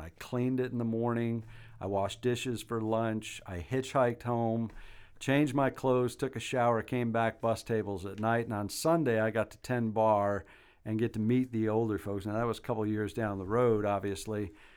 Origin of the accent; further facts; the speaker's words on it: Albany, New York, United States; also born or lived in Rochester, New York; now in Athens, United States; my hometown of Albany, New York